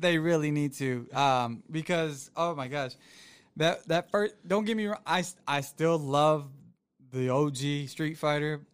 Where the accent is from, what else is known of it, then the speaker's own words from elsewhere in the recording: Florida, United States; moved away; it's very rare in Florida, where I'm originally from